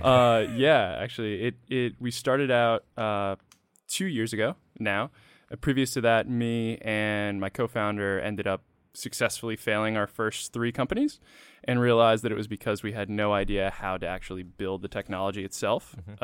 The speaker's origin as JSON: {"language": "English", "town": "Freetown", "region": "Massachusetts", "country": "United States", "also_born_or_lived": "Connecticut", "said": "I'm from a really small town in Massachusetts"}